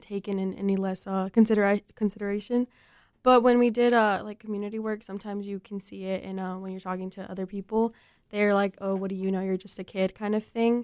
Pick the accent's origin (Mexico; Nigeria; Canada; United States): Mexico; moved away; I was born in Mexico, so I definitely identify, um, with that community